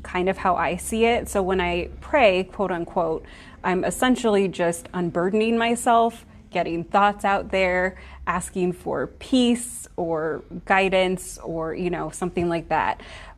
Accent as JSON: {"language": "English", "town": "Omaha", "region": "Nebraska", "country": "United States", "tie": "born or raised there", "said": "I am from Omaha, Nebraska, so I'm raised in the Midwest."}